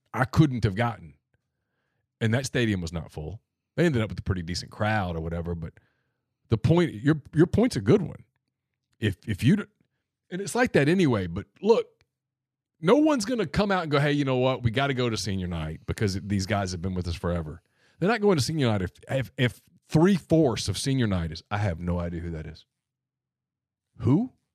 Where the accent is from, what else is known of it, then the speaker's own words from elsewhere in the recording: Ruston, Louisiana, United States; growing up in Ruston